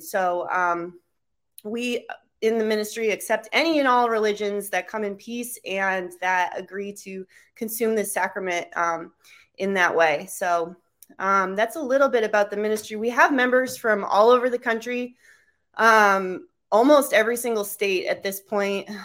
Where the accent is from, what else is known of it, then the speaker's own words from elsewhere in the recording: Cape Cod, Massachusetts, United States; moved away; also born or lived in Alaska / Vermont; my hometown, Cape Cod